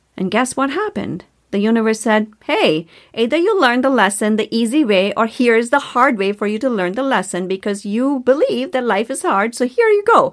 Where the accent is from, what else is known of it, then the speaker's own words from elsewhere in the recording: India; moved away as an adult; now in United States; I grew up in India